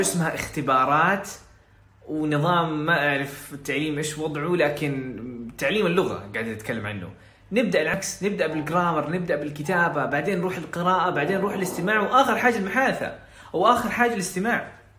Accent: Saudi Arabia; first language Arabic; عندنا في السعوديه

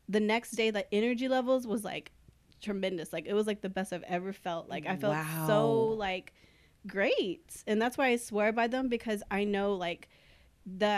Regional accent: Corpus Christi, Texas, United States; I've been born and raised in Corpus, and we're always a little behind on everything

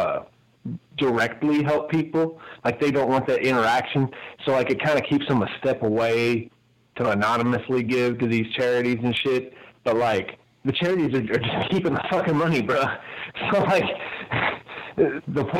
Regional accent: Louisville, Kentucky, United States; my hometown, Louisville

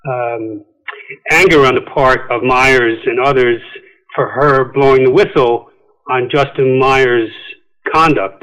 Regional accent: County Wicklow, Leinster, Ireland; moved away; also born or lived in Manhattan, New York / Queens, New York / Virginia / Suffolk County, New York; I grew up in County Wicklow in Ireland, moved back to the States, graduated high school in Queens

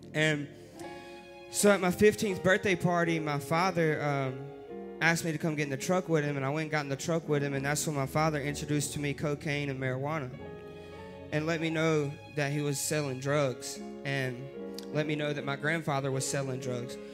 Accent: Rockingham, North Carolina, United States; born or raised there

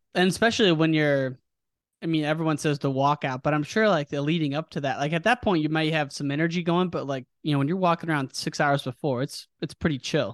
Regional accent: United States; my hometown, the Quad Cities

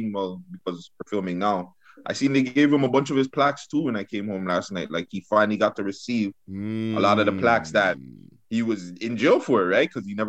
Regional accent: Toronto, Ontario, Canada; I'm from Toronto. We don't do that out here

